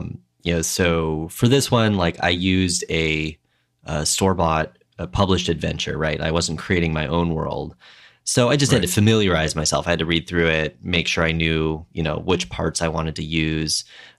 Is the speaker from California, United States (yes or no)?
no; Minnesota, United States; yeah, definitely something I remember from growing up in Minnesota, you know, when winter really was the time to be, stuck inside with whatever projects you might have or reading.